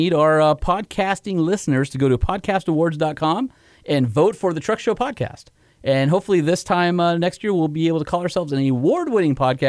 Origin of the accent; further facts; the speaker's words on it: Southern California, United States; I was that kid from SoCal